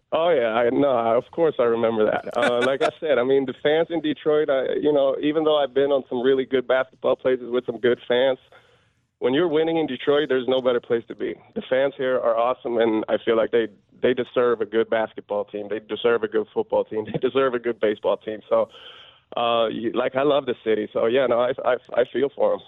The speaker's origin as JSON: {"language": "English", "country": "Sweden", "tie": "born or raised there", "moved": "as an adult", "lives_now": "Michigan, United States", "said": "growing up in Sweden"}